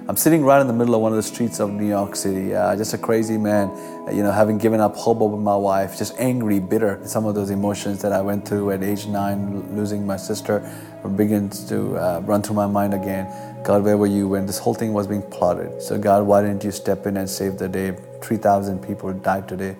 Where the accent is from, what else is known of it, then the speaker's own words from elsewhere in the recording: Kolkata, West Bengal, India; I grew up in Calcutta, India, a city of 21 million people